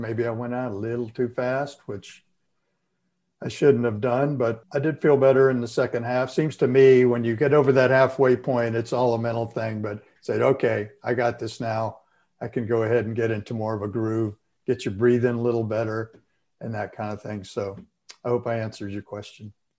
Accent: Florida, United States; growing up in Florida

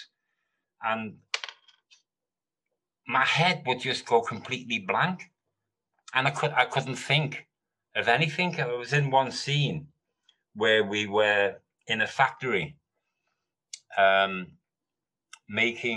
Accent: Liverpool, North West England, United Kingdom; moved away as an adult; also born or lived in London; I'm from Liverpool. I was born in Mill Road Hospital.

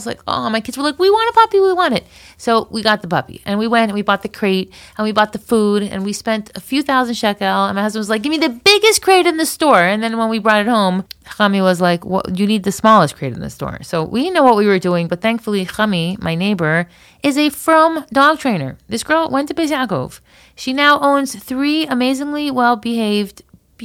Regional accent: Florida, United States; we grew up in Florida

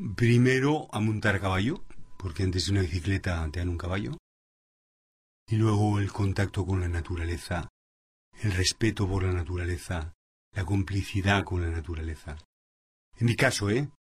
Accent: Madrid, Community of Madrid, Spain; also born or lived in Panama; soy español, o sea, en Madrid

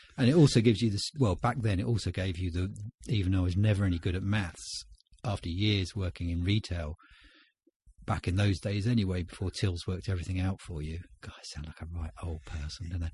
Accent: Winchester, South East England, United Kingdom; born or raised there

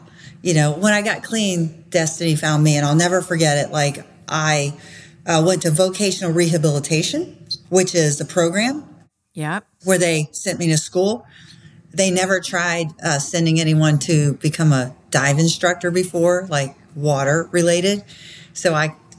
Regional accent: Florida, United States; I grew up in Florida

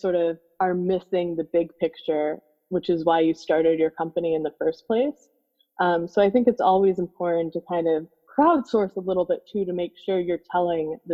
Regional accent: Naples, Florida, United States; I grew up in Naples, Florida, which back at the time was a pretty small town

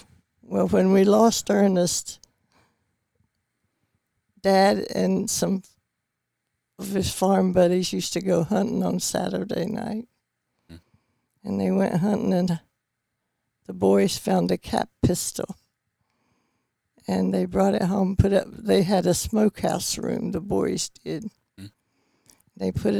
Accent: Bristol, Tennessee, United States; Right in Tennessee. Around Bristol.

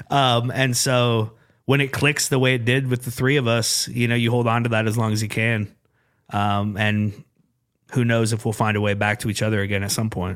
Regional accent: Urbandale, Iowa, United States; I grew up in Urbandale

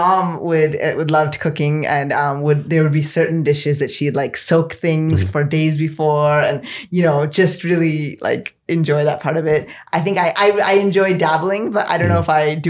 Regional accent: Oklahoma City, Oklahoma, United States; born there; No. I was born in Oklahoma City.

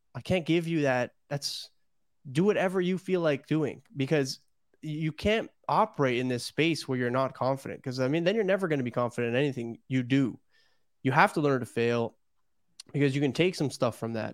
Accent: Toronto, Ontario, Canada; I'm from Toronto

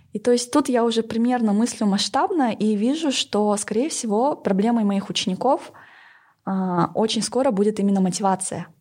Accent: Northern Kazakhstan, Kazakhstan; я поработала и на севере Казахстана, откуда я родом

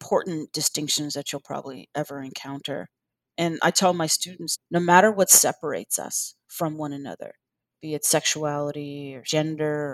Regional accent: Washington, District of Columbia, United States; also born or lived in North Carolina; now in Chapel Hill, United States; I grew up in Washington, D.C. I spent my summers in North Carolina with my grandmother.

